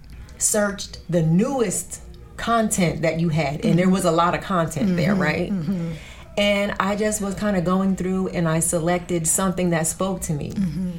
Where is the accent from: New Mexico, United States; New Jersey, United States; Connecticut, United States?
New Jersey, United States; I'm from Jersey, yes. So I knew that accent